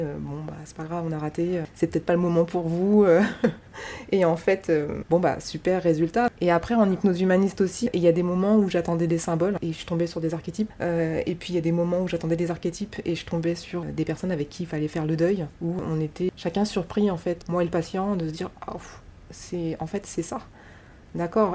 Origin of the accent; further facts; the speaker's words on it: France; chez nous en France